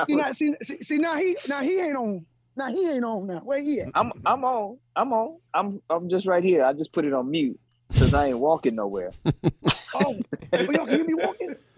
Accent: Milwaukee, Wisconsin, United States; moved away as an adult; now in Los Angeles, United States; I'm from uh, Milwaukee.

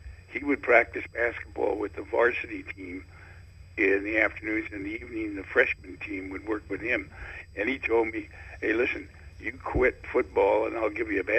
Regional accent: Oakland, California, United States; I grew up in Oakland.

